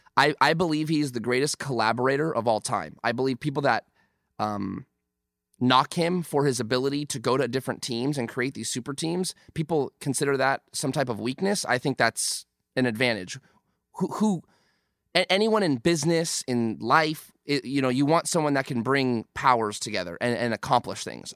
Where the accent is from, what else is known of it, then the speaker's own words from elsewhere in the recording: San Fernando Valley, California, United States; born and raised in San Fernando Valley